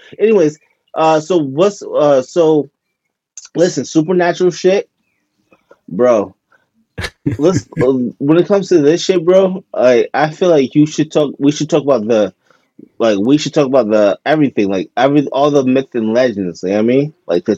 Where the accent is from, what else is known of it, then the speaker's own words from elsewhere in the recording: New York, United States; I'm from New York